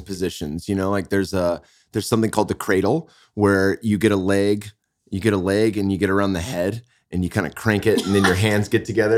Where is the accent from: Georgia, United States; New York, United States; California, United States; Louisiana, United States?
California, United States; Bay Area; now in Austin, United States; I'm from the Bay Area.